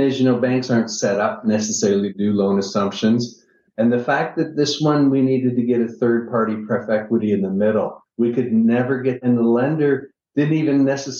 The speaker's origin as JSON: {"language": "English", "town": "Niagara Falls", "region": "Ontario", "country": "Canada", "moved": "as an adult", "lives_now": "United States", "said": "I'm originally from Niagara Falls, Canada"}